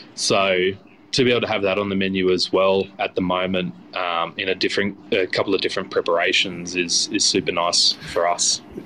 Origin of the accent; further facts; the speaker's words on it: Chinchilla, Queensland, Australia; growing up in Chinchilla, um, being regional, it was a bit difficult to get chefs out there.